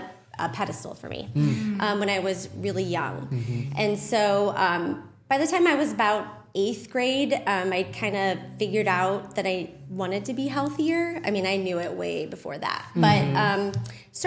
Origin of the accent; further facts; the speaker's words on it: Maryland Heights, Missouri, United States; now in St. Peters, United States; I grew up in Maryland Heights. So just across the bridge, went to Pattonville High School.